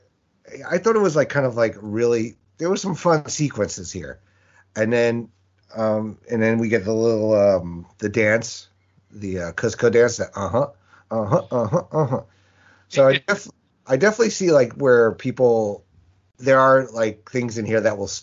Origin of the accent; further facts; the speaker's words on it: Westchester, New York, United States; growing up in New York, in Westchester.